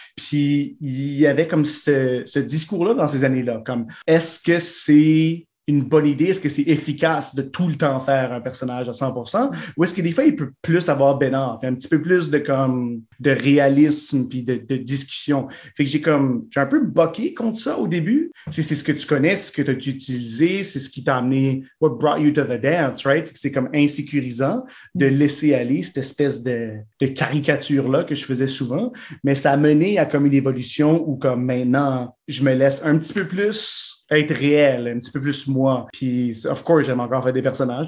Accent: Winnipeg, Manitoba, Canada; moved away as an adult; also born or lived in Ottawa; now in Moncton, Canada; Ben, j'ai un deuxième chez nous

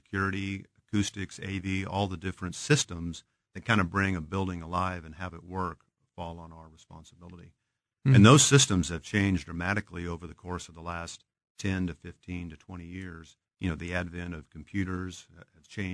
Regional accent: Topeka, Kansas, United States; now in Kansas City, United States; Born and raised in Topeka, went to school at KU

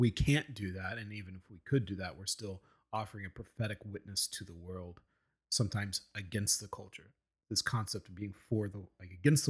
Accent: Oklahoma, United States; I'm of Oklahoma because I'm from Oklahoma.

